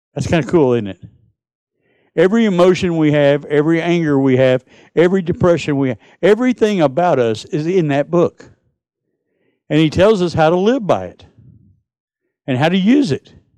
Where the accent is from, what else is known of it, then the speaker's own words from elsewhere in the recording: United States; I'm from Texas, Mississippi.